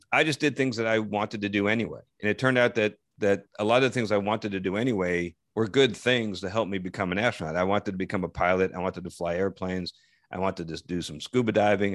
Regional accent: Parsippany, New Jersey, United States; my hometown

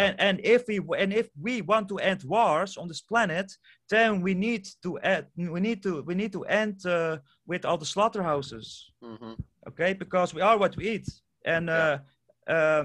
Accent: Netherlands; first language Dutch; English is a second language; I'm from Europe, the Netherlands. So English is not even my native language. So I'm Dutch is my native language.

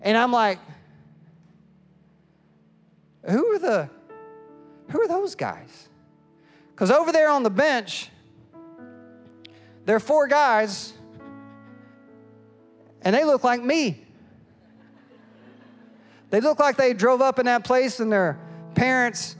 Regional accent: East Tennessee, United States; now in Fredericksburg, United States; I am from East Tennessee

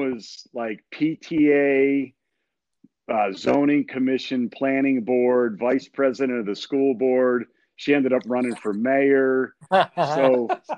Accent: Boston, Jersey, East Coast, United States; moved away; also born or lived in Cleveland, Ohio; I grew up in the East Coast, Boston, Jersey. I was born in Cleveland.

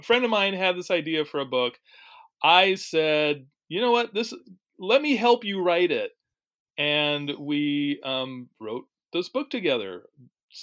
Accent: Seattle, Washington, United States; I grew up in the Seattle area. Still live in Washington State

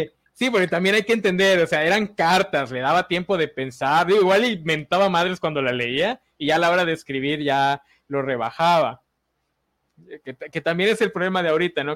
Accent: Mexico; como mexicanos

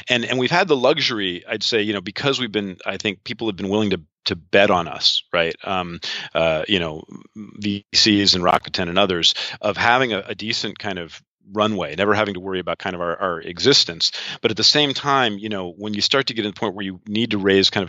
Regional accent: outside of New York, United States; moved away as an adult; also born or lived in Seattle, United States / London, United Kingdom; now in Estonia; I'm an American. I grew up outside of New York, lived 22 years in Seattle.

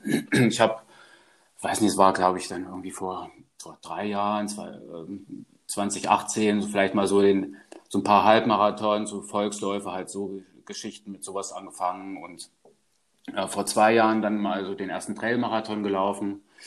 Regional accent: Germany; also born or lived in Karlsruhe region; now in Karlsruhe, Germany; recht naturnah aufgewachsen und ähm, ja, in Richtung Harz, äh, da wo ich herkomme

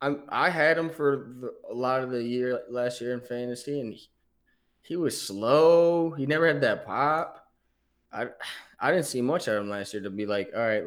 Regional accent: Michigan, United States; We're from Michigan

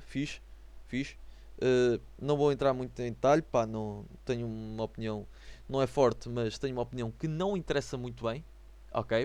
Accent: the North, the north of Portugal, Portugal; sou do Norte

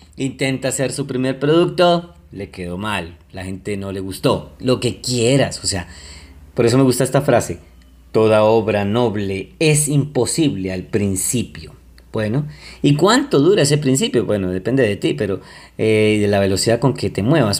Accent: Colombia; yo soy colombiano y quiero mucho mi país Colombia

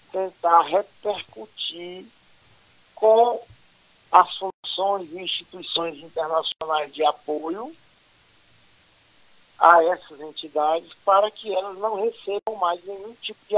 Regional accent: Northeast Region, Brazil; Bom, eu, eu como nordestino, né, vivendo em Fortaleza, na, na época, eh, recebi uma influência muito grande ali da, daquela nossa vida

